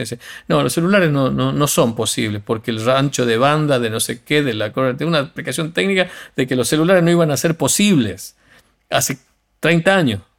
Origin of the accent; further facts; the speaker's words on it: Tucumán, Argentina; accent: Tucumán; yo cuando voy a España, como sé que los argentinos no, no nos quieren, pelo mi acento tucumano más prístino